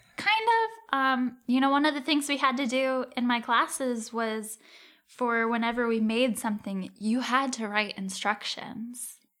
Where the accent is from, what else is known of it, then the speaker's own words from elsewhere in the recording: Cincinnati, Ohio, United States; moved away; also born or lived in St. Louis; I'm from Cincinnati.